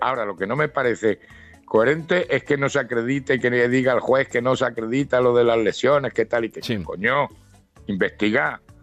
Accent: Ciudad Real, Castilla-La Mancha, Spain; now in Granada, Spain; yo soy manchego, yo soy de Ciudad Real, que también hace frío

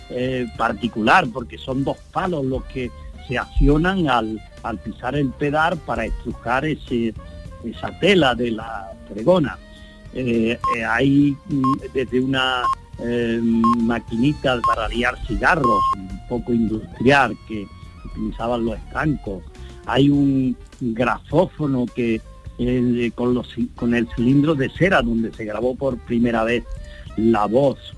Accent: Andalusia, Spain; quería hacerle un homenaje a mi pueblo y, claro, y a la comarca de la Sarquía, ¿no?

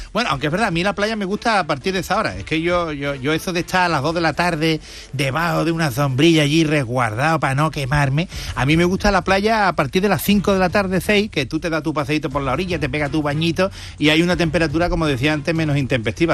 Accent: Lepe, Andalusia, Spain; Yo soy de Lepe

